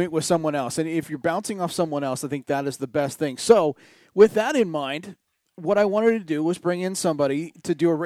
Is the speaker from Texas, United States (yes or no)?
no; San Diego, California, United States; moved away; I'm from San Diego